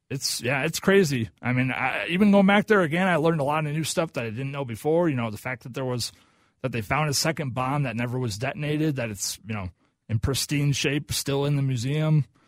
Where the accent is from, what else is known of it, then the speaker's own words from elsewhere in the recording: Oklahoma, United States; now in Minnesota, United States; I'm from Oklahoma